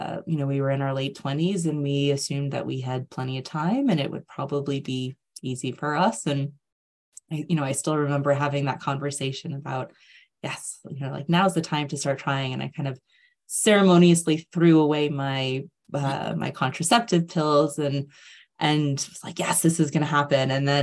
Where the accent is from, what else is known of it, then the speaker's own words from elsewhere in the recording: United States; moved away as an adult; now in United Kingdom; I'm originally from the States, but I have lived in the UK for 16 years now.